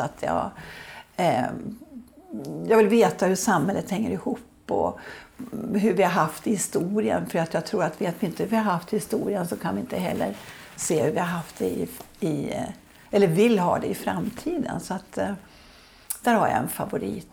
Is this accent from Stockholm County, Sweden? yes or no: yes; Södertälje, Stockholm County, Sweden; jag är uppvuxen i Södertälje